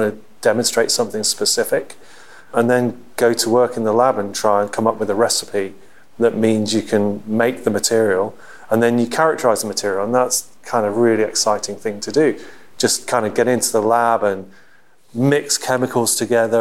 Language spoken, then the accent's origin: English; West Midlands, United Kingdom; also born or lived in Liverpool; I was born in Liverpool, moved to the Midlands just outside Stratford-on-Avon when I went to school.